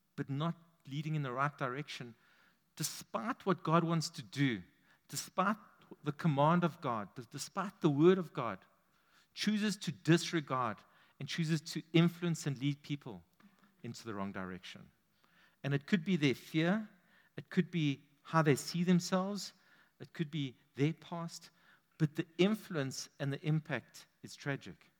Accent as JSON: {"language": "English", "region": "London", "country": "United Kingdom", "tie": "born or raised there", "said": "I grew up on the East End."}